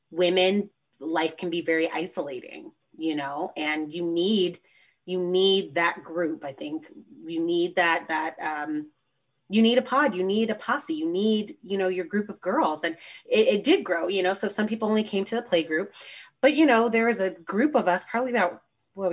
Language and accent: English; West Coast, United States; moved away as an adult; also born or lived in Alaska; I was from the West Coast